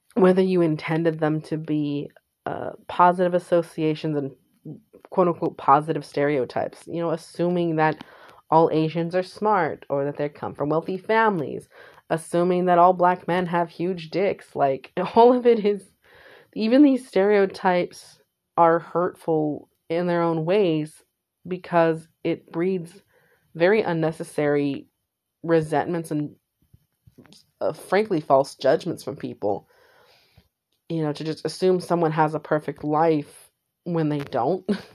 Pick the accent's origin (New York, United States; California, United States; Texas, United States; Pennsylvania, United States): California, United States; San Jose; I was born in California, specifically San Jose.